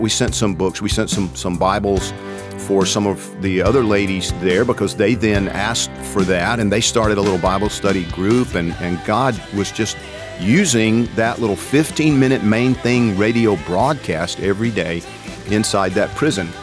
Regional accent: Georgia, United States; I'm from Georgia

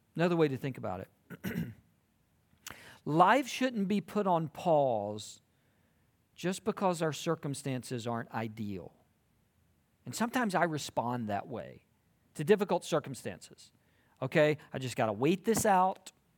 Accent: South Georgia, United States; moved away as an adult; also born or lived in South Carolina; now in Texas, United States; I grew up in South Georgia, and I went to college in South Carolina

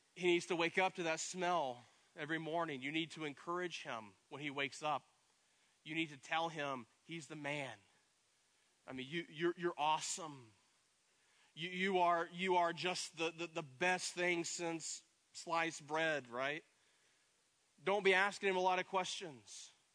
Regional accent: East Tennessee, United States; in Tennessee, growing up in East Tennessee, I, I grew up riding horses

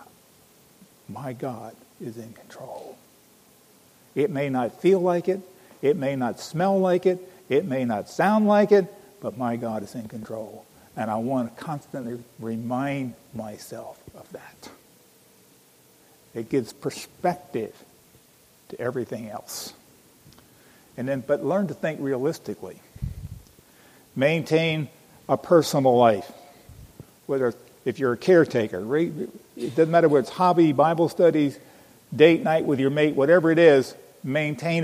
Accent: Pennsylvania, United States; I'm from Pennsylvania

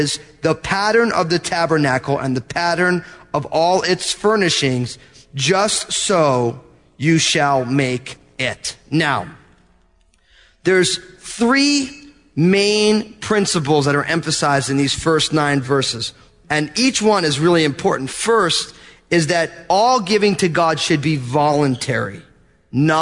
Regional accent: New Jersey, United States; I'm from New Jersey.

